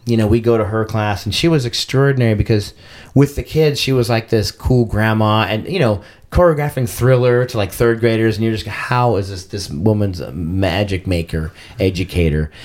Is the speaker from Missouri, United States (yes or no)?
no; Arcadia, California, United States; now in San Diego, United States; I grew up in Arcadia, California